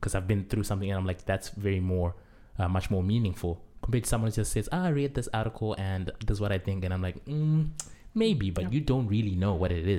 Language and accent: English; Zimbabwe; moved away; I'm from Zimbabwe.